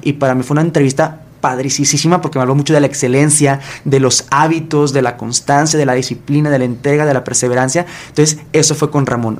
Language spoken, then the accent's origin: Spanish; Guadalajara, Jalisco, Mexico; soy de Guadalajara